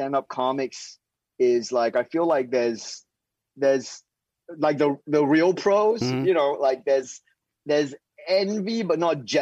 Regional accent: Singapore; now in United States; So in Singapore, I was growing up in Singapore

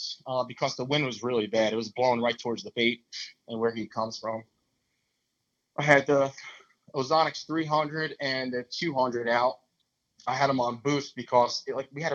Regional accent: New Jersey, United States; I'm from New Jersey

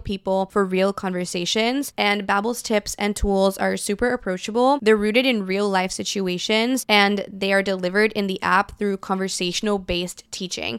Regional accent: Brazil; born or raised there; moved away

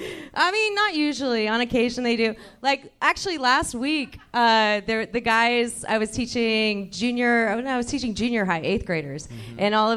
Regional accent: Missouri, United States; moved away as an adult; now in Los Angeles, United States; Growing up in Missouri

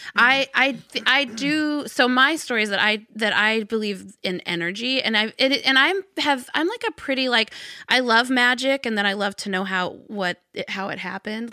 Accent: Arkansas, United States; I grew up in Arkansas

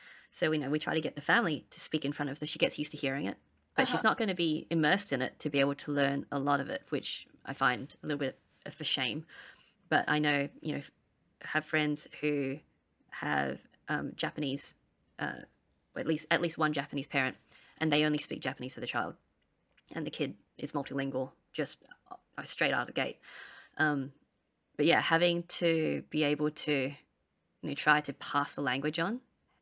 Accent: Malaysia; we're from Malaysia, but my friends are from Penang, and their Hokkien's different as well.

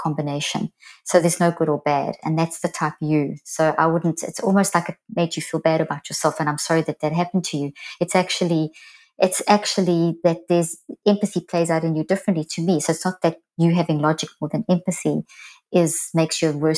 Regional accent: South Africa; moved away as an adult; also born or lived in Zimbabwe; now in United States; I'm South African, well, actually born in Zimbabwe, but and I've lived in the States now for 15 years

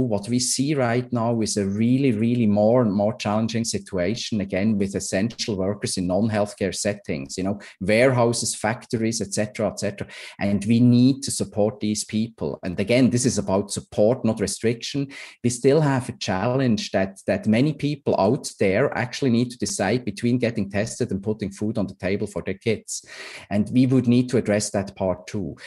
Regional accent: Switzerland; moved away; I'm, I'm from Switzerland originally

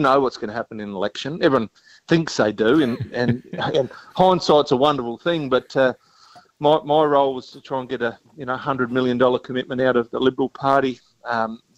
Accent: Mount Gambier, South Australia, Australia; growing up in Mount Gambier

